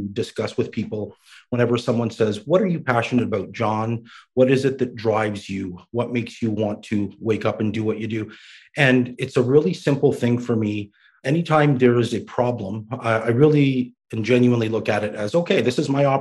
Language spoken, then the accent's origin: English; Canada; also born or lived in Baghdad, Iraq; they ended up coming to Canada. And lucky for me, I grew up here